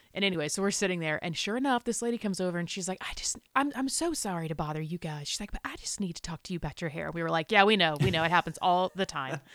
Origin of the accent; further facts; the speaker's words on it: South Carolina, United States; I grew up in South Carolina